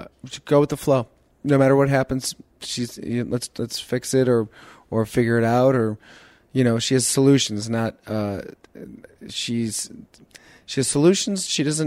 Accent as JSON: {"language": "English", "town": "Chicago", "region": "Illinois", "country": "United States", "tie": "born or raised there", "also_born_or_lived": "San Jose", "said": "Well, I grew up in Chicago before and after. So we lived in Chicago, then we moved to San Jose when I was in middle school, and then at ninth grade, we moved back to Chicago."}